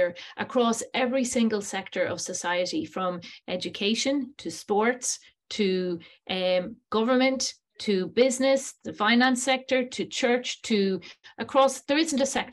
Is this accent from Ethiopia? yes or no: no; Ireland; how amazingly lucky I was to have been born in Ireland